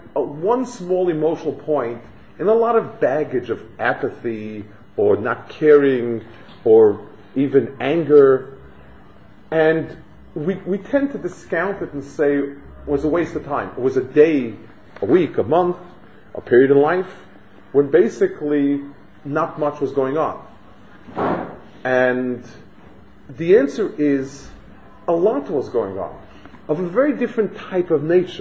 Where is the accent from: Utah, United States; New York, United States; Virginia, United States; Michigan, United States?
New York, United States; New York City; I grew up on the Lower East Side, which is, I guess, in a nice way, the pits of Manhattan